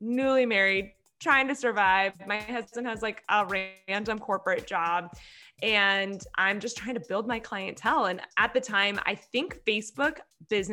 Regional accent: Orange County, California, United States; I grew up in Orange County, California, literally have lived here my whole life

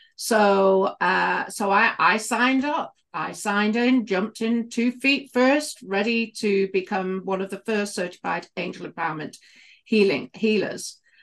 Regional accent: United Kingdom; accent: British; moved away; I was a midwife for many, many years in the U K. You can probably tell from my accent.

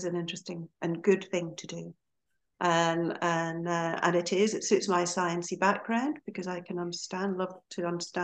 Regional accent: Aberdeen, Scotland, United Kingdom; now in Skipton, United Kingdom; as you may have gathered from my accent, I'm not from here originally. I'm actually from Aberdeen in Scotland

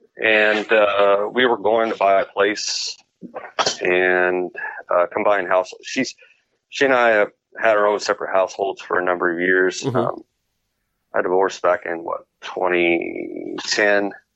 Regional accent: California, United States; I'm I'm from California

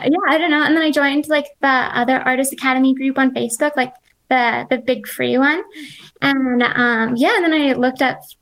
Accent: Canada; also born or lived in British Columbia; I'm from Canada. I was living in BC for quite a while, and I just recently moved to like the Canadian Rockies this fall.

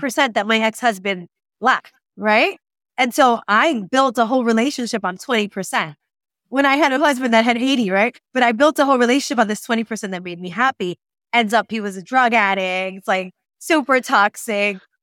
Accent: Puerto Rico; we are American in Puerto Rico

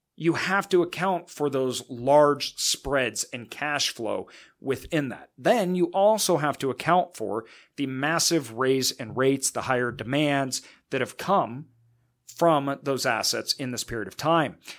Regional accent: Northwest, United States; I'm obviously from the Northwest

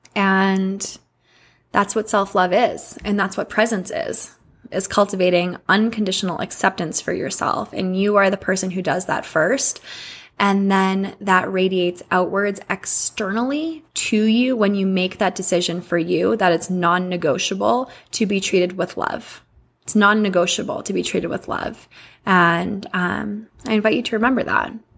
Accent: Massachusetts, United States; born or raised there; moved away

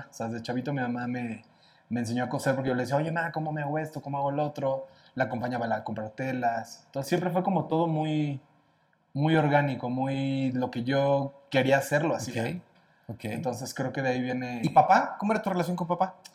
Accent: Cuernavaca, Morelos, Mexico; now in Mexico City, Mexico; Entonces yo soy de Morelos, me vengo a, México a tratar de luchar y tratar de ser cantante

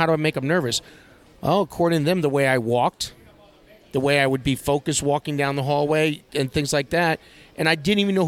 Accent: New York, United States; moved away as an adult; Born and raised in New York

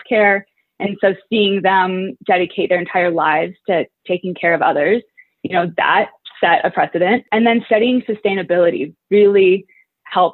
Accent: Iowa City, Iowa, United States; moved away as an adult; now in Arizona, United States; I am from Iowa City, Iowa, and grew up there and lived there my whole life until I came to college at ASU

